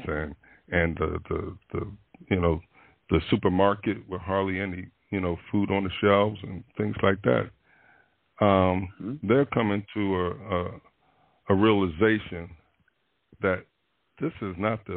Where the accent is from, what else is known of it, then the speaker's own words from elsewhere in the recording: Philadelphia, Pennsylvania, United States; my hometown of Philadelphia